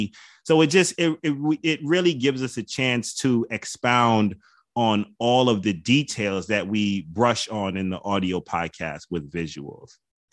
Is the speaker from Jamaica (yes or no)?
yes; Jamaica; You know, like I'm Jamaican, so you get the right beef patty and cocoa bread.